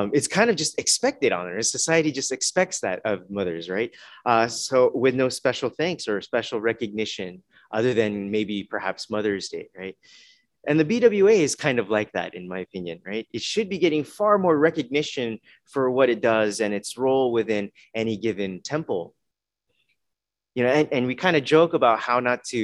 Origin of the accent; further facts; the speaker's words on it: Los Angeles, California, United States; moved away; also born or lived in Tacoma; growing up in Los Angeles area